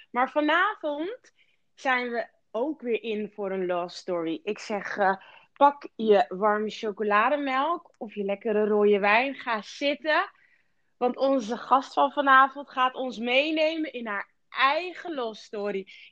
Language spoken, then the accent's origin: Dutch; Rotterdam, South Holland, Netherlands; ik kom uit Rotterdam.